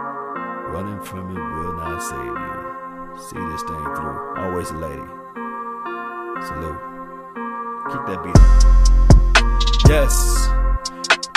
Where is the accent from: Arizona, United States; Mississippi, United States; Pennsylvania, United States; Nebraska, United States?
Mississippi, United States; Natchez; I'm from Mississippi, for those who don't know. Natchez